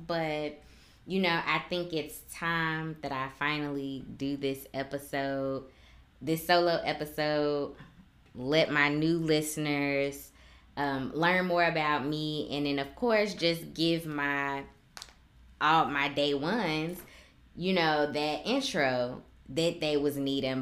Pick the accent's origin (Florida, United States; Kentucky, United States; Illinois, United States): Illinois, United States; Chicago; accent: southern drawl; moved away as an adult; I am originally from Chicago, born and raised, never lived anywhere else before I came to the military